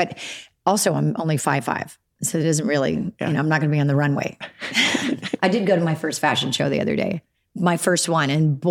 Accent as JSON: {"language": "English", "region": "Alabama", "country": "United States", "accent": "Southern", "said": "And being from Alabama, it's not something that you think that's a possibility because you just... there's no opportunities down there, really."}